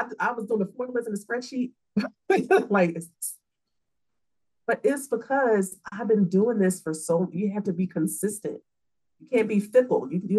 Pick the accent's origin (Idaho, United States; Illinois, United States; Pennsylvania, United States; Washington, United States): Pennsylvania, United States; Philadelphia; I'm from Philly.